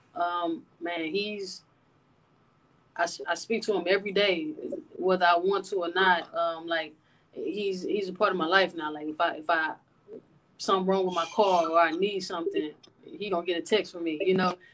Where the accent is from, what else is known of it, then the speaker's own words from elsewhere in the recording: Atlanta, Georgia, United States; moved away as an adult; also born or lived in Denton, Texas; now in San Antonio, United States; growing up in Atlanta